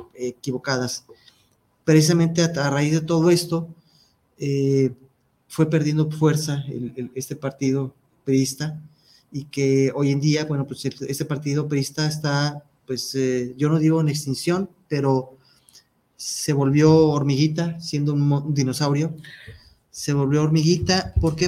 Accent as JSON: {"language": "Spanish", "country": "Mexico", "said": "De nosotros como mexicanos, y me incluyo, como mexicano que soy"}